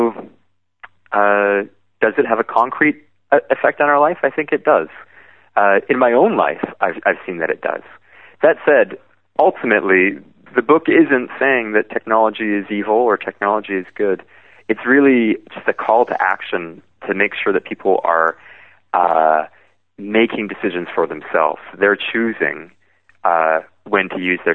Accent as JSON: {"language": "English", "town": "Vancouver", "region": "British Columbia", "country": "Canada", "tie": "born or raised there", "said": "In Vancouver, my hometown"}